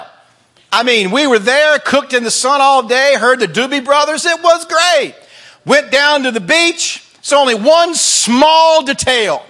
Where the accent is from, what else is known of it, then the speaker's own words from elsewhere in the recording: the South, United States; accent: Southern; I was raised in the South. That's why this accent lingers